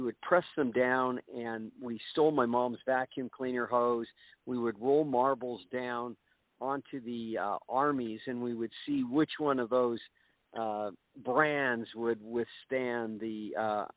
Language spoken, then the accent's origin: English; Burbank, California, United States; moved away as an adult; now in Utah, United States; My brother and I, growing up in Burbank, California in the early 50s